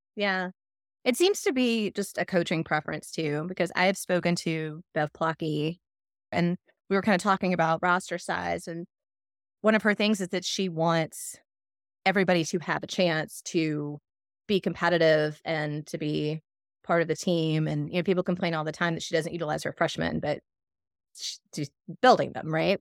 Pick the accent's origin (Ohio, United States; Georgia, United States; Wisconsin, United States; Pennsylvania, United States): Georgia, United States; South; moved away as an adult; also born or lived in Atlanta, Georgia / Athens, Georgia; now in Michigan, United States; I was in South Georgia till I was twelve, thirteen, and then we moved to Atlanta